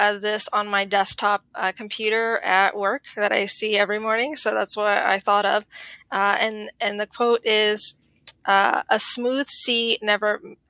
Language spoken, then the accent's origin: English; Miami, Florida, United States; also born or lived in Illinois; So I am from Miami, Florida, originally.